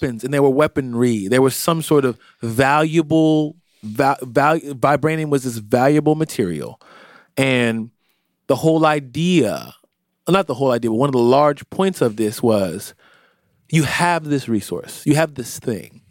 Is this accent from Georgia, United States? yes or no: no; Philadelphia, Pennsylvania, United States; also born or lived in Florida; I spent the majority of my time in Philadelphia. I was born here and I spent the majority of my time here. So I am a Philadelphian. I was raised here in a lot of ways